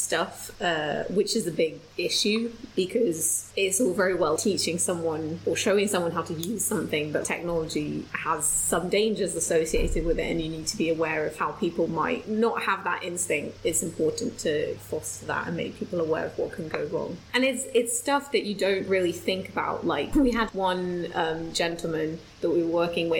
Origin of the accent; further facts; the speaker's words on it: London, United Kingdom; I'm from North-ish London.